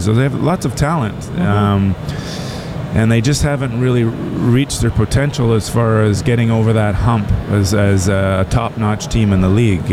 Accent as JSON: {"language": "English", "town": "Toronto", "region": "Ontario", "country": "Canada", "tie": "born or raised there", "said": "I grew up in Toronto"}